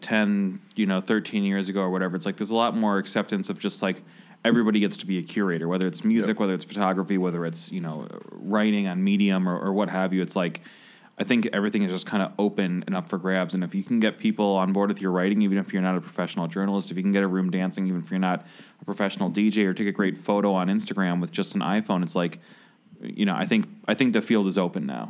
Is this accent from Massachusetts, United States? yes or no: no; Michigan, United States; moved away; I was born in Michigan